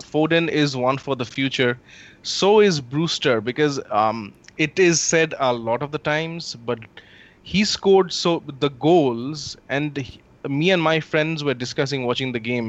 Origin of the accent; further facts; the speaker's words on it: India; Here's this Liverpool kid playing in my hometown, and I'm there to watch.